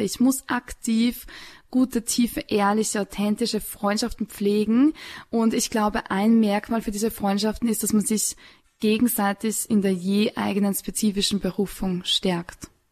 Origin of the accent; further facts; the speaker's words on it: Upper Austria, Austria; now in Salzburg, Austria; ich komme aus Oberösterreich, ich komme vom Land